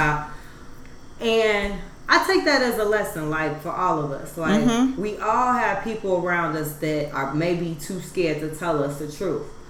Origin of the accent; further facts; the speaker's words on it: Chicago, Illinois, United States; We're from Chicago